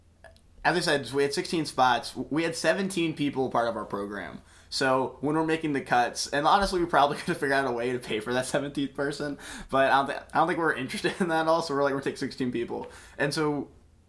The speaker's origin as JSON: {"language": "English", "region": "Texas", "country": "United States", "tie": "born or raised there", "also_born_or_lived": "Houston suburbs, Texas / New Orleans, Louisiana", "moved": "as an adult", "said": "I was actually born and raised in Texas"}